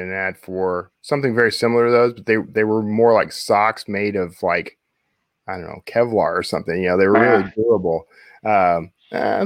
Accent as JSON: {"language": "English", "region": "Texas", "country": "United States", "tie": "born or raised there", "said": "here in Dallas, Texas. That's nice. My home state."}